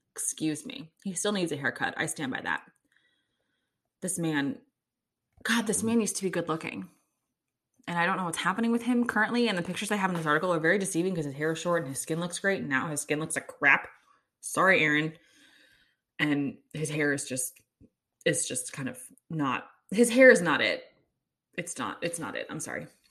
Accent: Kansas City, Missouri, United States; I'm from Kansas City

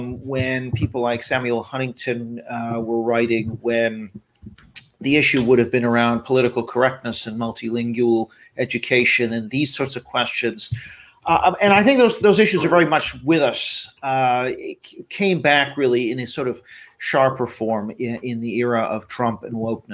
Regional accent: Vancouver, British Columbia, Canada; also born or lived in Japan; I grew up a bit in Japan. And so, just became interested in issues of national identity. And then I'm from Vancouver, Canada, which has had a lot of Asian immigration.

